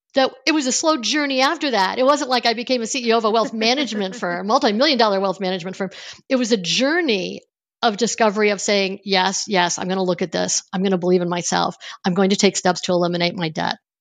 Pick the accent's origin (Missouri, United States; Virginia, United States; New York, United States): New York, United States; Niagara Falls; I grew up on Niagara Falls, near Niagara Falls in the Buffalo area of New York State